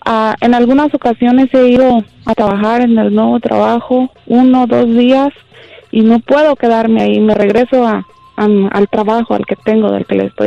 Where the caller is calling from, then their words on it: Long Beach, California, United States; De Long Beach.